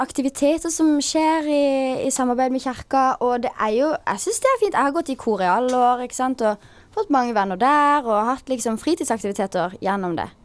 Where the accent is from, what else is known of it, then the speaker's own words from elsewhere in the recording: Sørlandet, Southern Norway, Norway; also born or lived in Bærum; å vokse opp på Sørlandet er jo en drøm